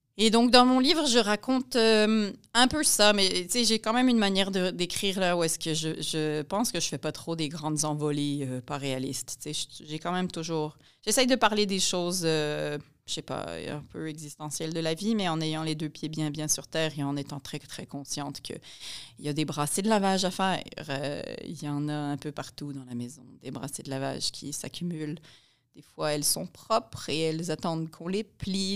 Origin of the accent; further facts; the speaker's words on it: Montreal, Quebec, Canada; also born or lived in France; moi, je suis née à Montréal. Mon mari est né à Montréal. Donc, on est très, très urbain et très, très montréalais